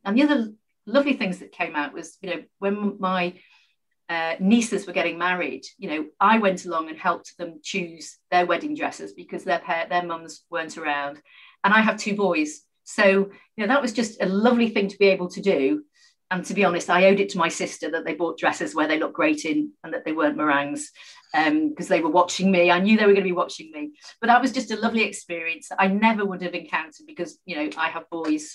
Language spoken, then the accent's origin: English; Liverpool, North West England, United Kingdom; I was born and brought up in Liverpool, a very proud Scouser